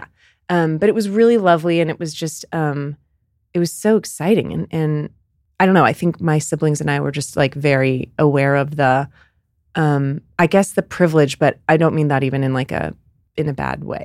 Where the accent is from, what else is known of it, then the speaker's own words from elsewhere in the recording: Bay Area, California, United States; growing up in Bay, in the Bay Area